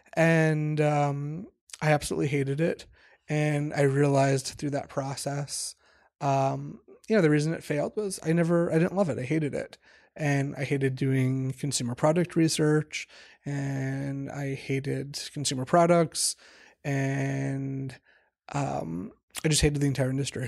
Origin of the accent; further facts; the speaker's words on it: Washington, District of Columbia, United States; moved away as an adult; also born or lived in New York; I grew up in the Washington, D C area.